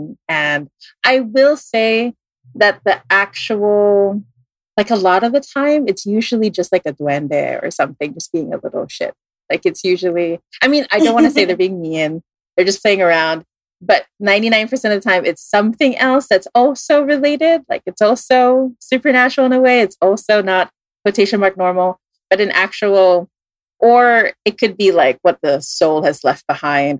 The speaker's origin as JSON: {"language": "English", "country": "Philippines", "tie": "born or raised there", "also_born_or_lived": "Singapore", "said": "I moved to the Philippines when I was like around 10."}